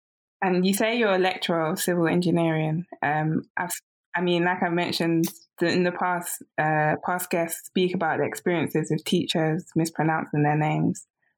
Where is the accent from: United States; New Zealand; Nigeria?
Nigeria